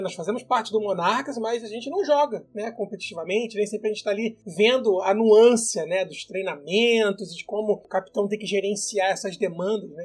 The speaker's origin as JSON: {"language": "Portuguese", "region": "Rio de Janeiro", "country": "Brazil", "said": "nós somos cariocas"}